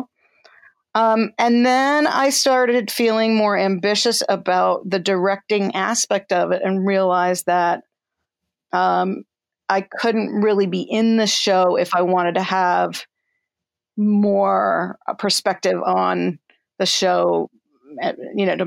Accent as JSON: {"language": "English", "town": "Tenafly", "region": "New Jersey", "country": "United States", "tie": "born or raised there", "also_born_or_lived": "New York City", "said": "I'm from New Jersey. I was born in New York City, but my memories begin in Tenafly, New Jersey, from age 3, I think, on."}